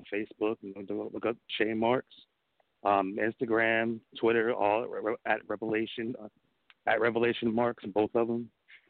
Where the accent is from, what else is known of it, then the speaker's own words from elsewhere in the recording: Philadelphia, Pennsylvania, United States; now in Georgia, United States; Well, I'm originally from Philadelphia. Came down here to Georgia to train.